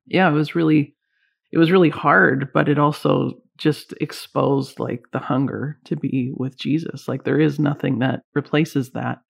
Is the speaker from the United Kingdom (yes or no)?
no; Canada; also born or lived in Vancouver, British Columbia; I'm Canadian